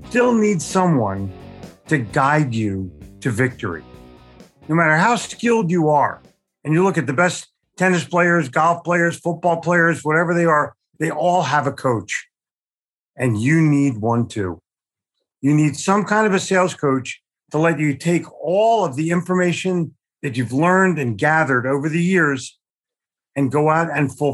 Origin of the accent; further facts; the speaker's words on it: Philadelphia, Pennsylvania, United States; also born or lived in New York City; now in Charlotte, United States; I grew up in Philadelphia, sold in New York City, but was smart enough to move to Charlotte, North Carolina